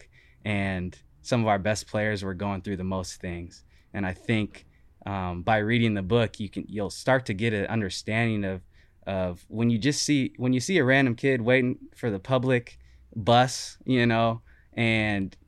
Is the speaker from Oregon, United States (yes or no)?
yes; Portland, Oregon, United States; also born or lived in Gresham, Oregon / Beaverton, Oregon; growing up in Gresham and Portland and Beaverton and all